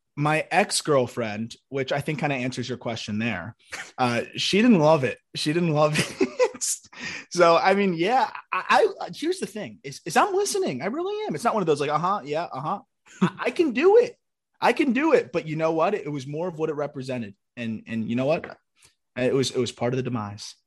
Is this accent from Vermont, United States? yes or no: no; South Florida, United States; I'm from Florida. Like, South Florida